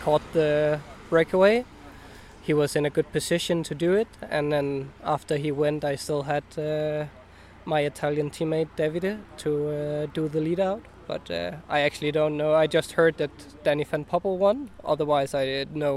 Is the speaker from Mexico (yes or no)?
no; Denmark; I'm 25 and I'm from Denmark